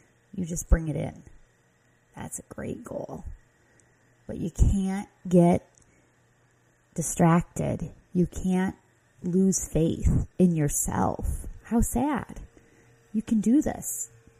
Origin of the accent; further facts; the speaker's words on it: Midwest, United States; accent: Midwest; my Midwest accent